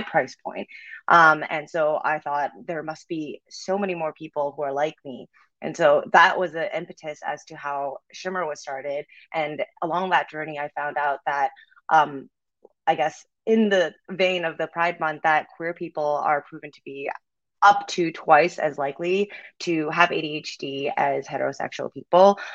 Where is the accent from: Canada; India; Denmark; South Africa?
Canada; moved away as an adult; now in Los Angeles, United States; I'm actually from Canada, so I just moved to LA last July